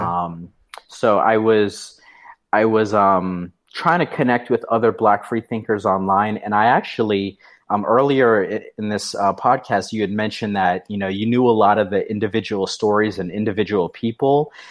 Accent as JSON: {"language": "English", "region": "New Hampshire", "country": "United States", "also_born_or_lived": "North Carolina", "moved": "as an adult", "said": "I was from New Hampshire. I had moved down to North Carolina."}